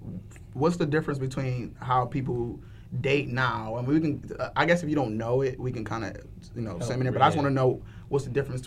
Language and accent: English; Brooklyn, New York, United States; I'm from Brooklyn. Like, of course.